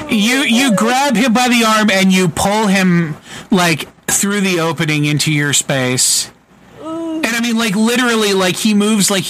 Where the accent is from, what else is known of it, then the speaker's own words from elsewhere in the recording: Canada; Fuck, I'm from Canada. They think I'm slow.